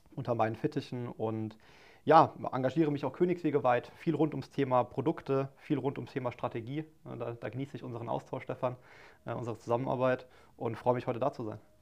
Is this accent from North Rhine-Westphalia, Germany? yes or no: no; Mannheim, Baden-Württemberg, Germany; ich bin gebürtiger Mannheimer, ne, komme aus Mannheim, lebe dort seit, seit 29 Jahren